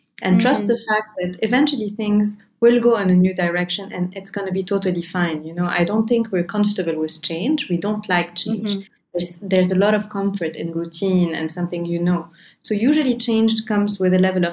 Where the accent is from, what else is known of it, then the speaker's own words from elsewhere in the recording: Lebanon; I'm from Lebanon